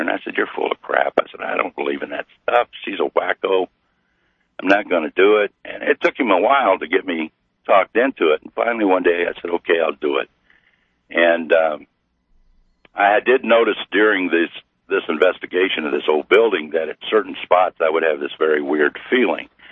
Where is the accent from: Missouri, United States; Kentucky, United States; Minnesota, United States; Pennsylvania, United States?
Missouri, United States; I'm from Missouri